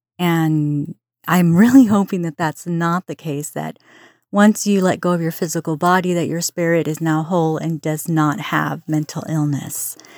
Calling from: California, United States; I'm from Southern California.

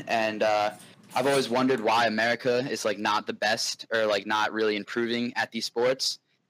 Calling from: Westchester, New York, United States; Westchester, New York.

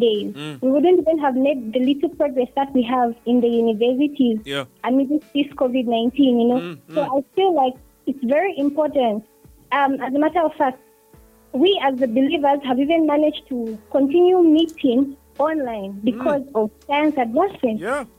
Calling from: Matero, Lusaka Province, Zambia; I'm calling from Matero.

